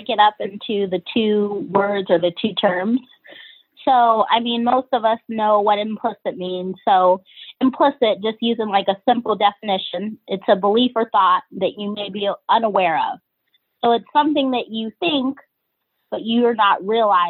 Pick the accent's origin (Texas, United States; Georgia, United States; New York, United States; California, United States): Georgia, United States; also born or lived in Cleveland, Ohio; now in Philadelphia, United States; I'm originally from Georgia